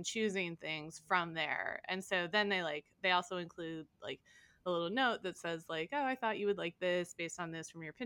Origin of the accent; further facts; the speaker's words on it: Indiana, United States; now in New York, United States; I'm from Indiana